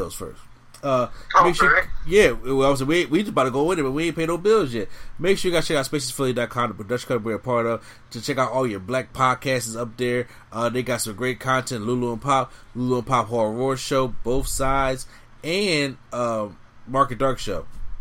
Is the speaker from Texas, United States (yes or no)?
no; Philadelphia, Pennsylvania, United States; My hometown team in Philly